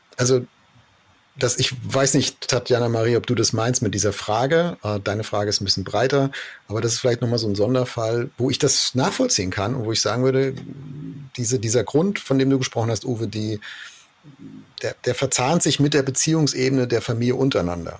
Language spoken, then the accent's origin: German; Germany; wir lieben ja als Deutsche